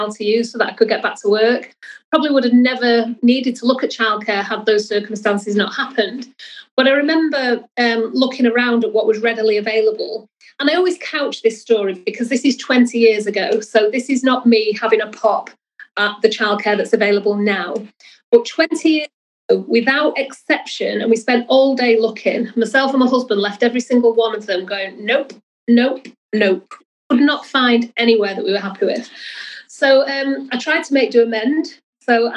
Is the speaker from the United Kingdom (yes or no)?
yes; Salford, North West England, United Kingdom; I spent most of my younger years in Salford. So I grew up on Earlham of the Height, went to school in Salford